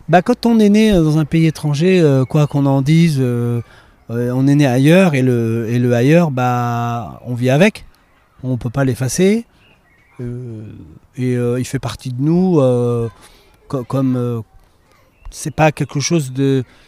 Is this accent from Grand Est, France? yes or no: yes; Romilly-sur-Seine, Grand Est, France; moved away; also born or lived in Le Havre; j'ai grandi à Romilly-sur-Seine